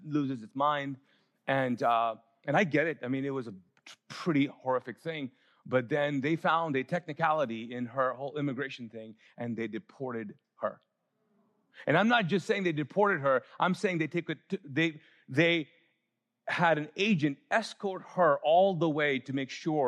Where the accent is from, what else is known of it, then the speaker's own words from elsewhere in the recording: Pakistan; moved away; as a Pakistani, I can't go to India even now